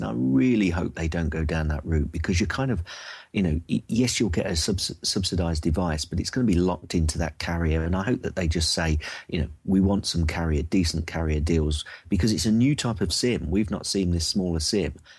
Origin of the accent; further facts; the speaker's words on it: United Kingdom; I'm from jolly old U K